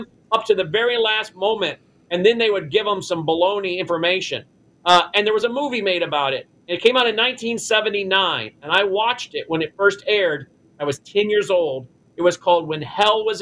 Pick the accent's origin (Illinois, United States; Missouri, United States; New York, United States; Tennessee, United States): Tennessee, United States; my home state of Tennessee